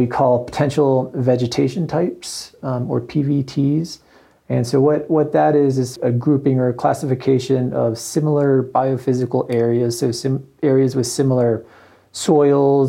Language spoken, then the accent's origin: English; Alabama, United States; moved away as an adult; also born or lived in Pennsylvania / Vermont / Montana / Northeast Oregon; now in Bozeman, United States; I was born in Pennsylvania, pretty much grew up in Alabama